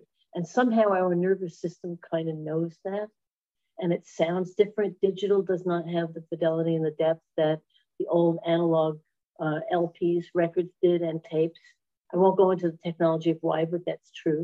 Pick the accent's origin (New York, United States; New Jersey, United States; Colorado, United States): New York, United States; New York City; moved away as an adult; now in Sarasota, United States; I grew up in Brooklyn, New York.